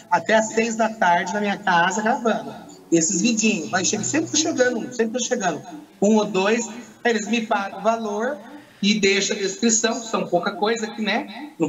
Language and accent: Portuguese; Poços de Caldas, Minas Gerais, Brazil; sou de Pós Caldas, Minas Gerais.